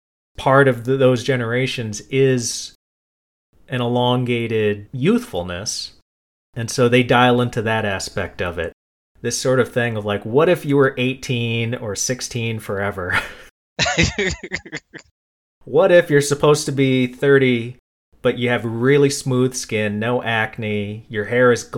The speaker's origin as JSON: {"language": "English", "region": "East Coast", "country": "United States", "tie": "born or raised there", "also_born_or_lived": "San Francisco", "said": "growing up on the East Coast"}